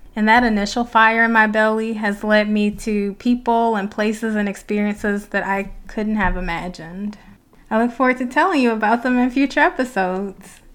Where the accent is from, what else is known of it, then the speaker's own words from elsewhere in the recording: Detroit, Michigan, United States; I'm from Detroit